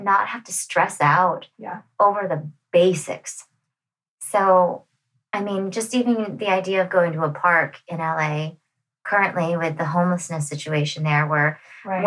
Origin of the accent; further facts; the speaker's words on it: Calgary, Alberta, Canada; also born or lived in Toronto / Los Angeles; now in Nashville, United States; I'm originally from Calgary, Alberta